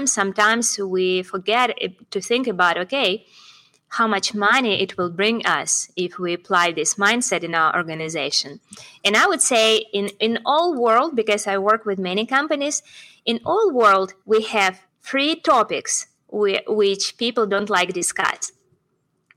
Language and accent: English; Russia; I'm from Russia